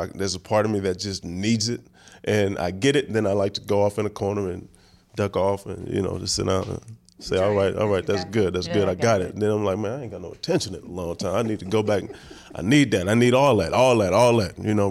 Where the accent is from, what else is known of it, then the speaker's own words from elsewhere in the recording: Oakland, California, United States; also born or lived in New Orleans; Yeah, well, Magnolia, I'm from the Magnolia Projects. Then I lived there for a while, but then I moved and grew